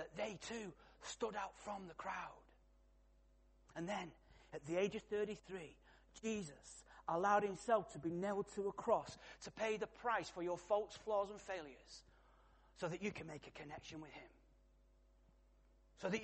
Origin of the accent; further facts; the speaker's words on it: Salford, North West England, United Kingdom; I was born in Salford, Manchester